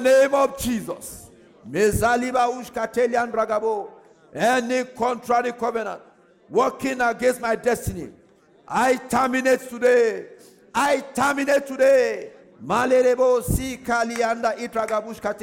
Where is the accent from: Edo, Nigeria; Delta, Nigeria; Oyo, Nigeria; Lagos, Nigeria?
Oyo, Nigeria; Ogbomosho; I'm from Ogunmosho